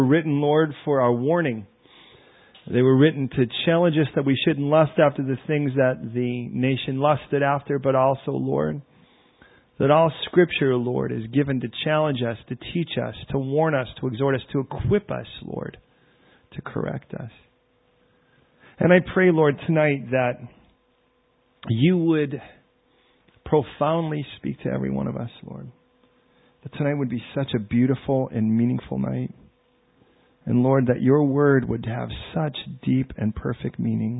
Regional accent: Chicago, Illinois, United States; I'm from Chicago.

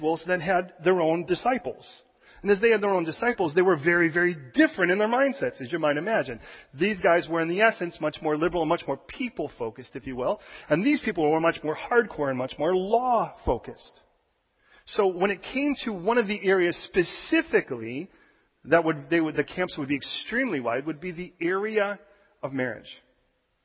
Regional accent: United States; as an American

